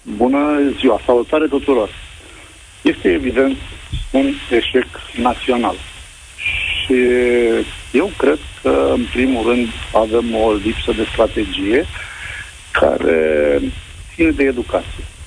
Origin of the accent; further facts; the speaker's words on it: Brăila, Brăila County, Romania; eu sunt din Brăila